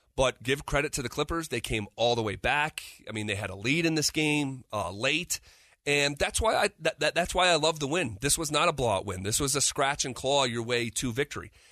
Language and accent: English; East Coast, United States; moved away; when I'm growing up on the East Coast